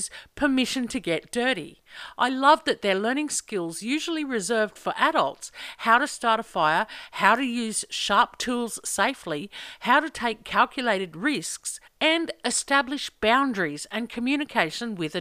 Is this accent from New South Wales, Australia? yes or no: no; Central Queensland, Australia; moved away; I grew up in Central Queensland